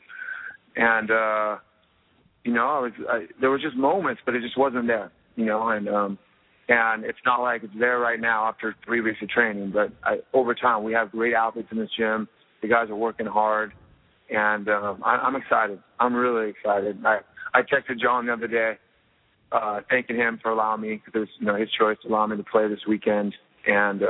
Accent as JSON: {"language": "English", "town": "Costa Mesa", "region": "California", "country": "United States", "said": "I'm from Costa Mesa."}